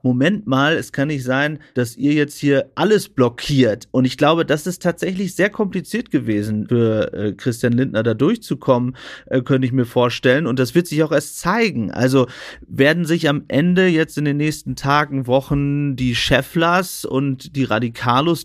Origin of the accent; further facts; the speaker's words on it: East Frisia, Lower Saxony, Germany; Ich als Ostfriese, mhm. der immer an einem ostfriesischen Kanal langgefahren ist